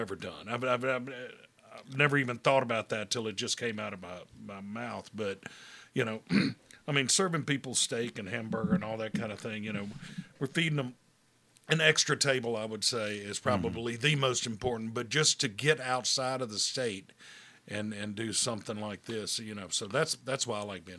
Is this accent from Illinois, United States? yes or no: no; Hattiesburg, Mississippi, United States; I'm from Hattiesburg